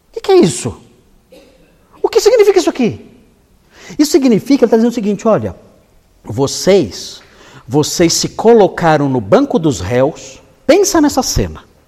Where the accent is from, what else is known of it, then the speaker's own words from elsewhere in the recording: São Paulo, Brazil; Eu sou da Zona Leste, eu sei falar desse jeito. Eu fui criado na Zona Leste, na Vila Ema.